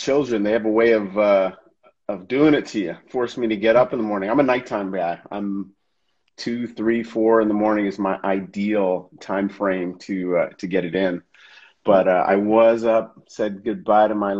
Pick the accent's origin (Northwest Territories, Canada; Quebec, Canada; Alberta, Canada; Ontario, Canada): Ontario, Canada; Toronto; moved away as an adult; also born or lived in Hong Kong; now in Grand Cayman, Cayman Islands; I am originally from Toronto, Ontario, Canada. That's home.